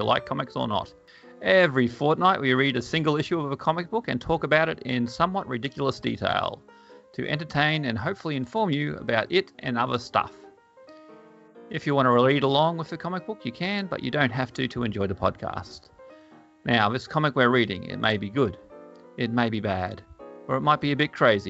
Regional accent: Bundaberg, Queensland, Australia; I grew up in Bundaberg

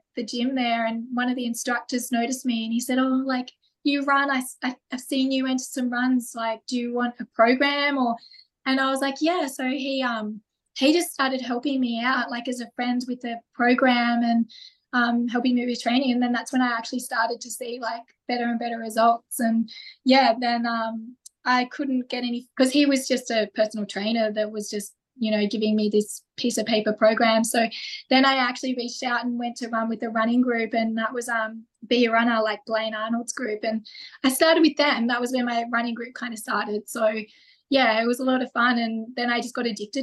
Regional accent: Forster, New South Wales, Australia; now in Gold Coast, Australia; I grew up in Foster down in New South Wales.

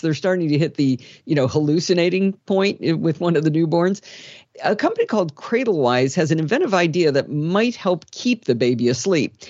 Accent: Michigan, United States; When I was a kid growing up in Michigan

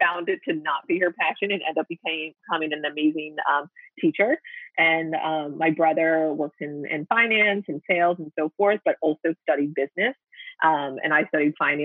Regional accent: Pennsylvania, United States; also born or lived in Pittsburgh; the city that was furthest from my hometown, but was still in state

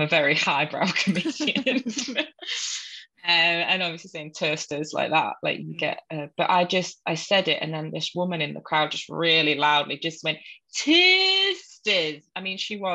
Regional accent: Hull, Yorkshire and the Humber, United Kingdom; accent: Hull; moved away as an adult; sounds like a Hull person who lived in Hull for the first 18 years of their life. Funnily enough, that's my real accent

